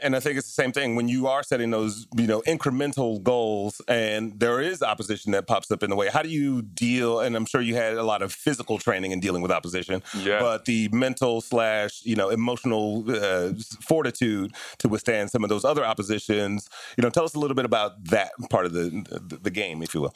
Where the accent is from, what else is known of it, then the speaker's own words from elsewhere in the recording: Detroit, Michigan, United States; I grew up in Detroit in very similar circumstances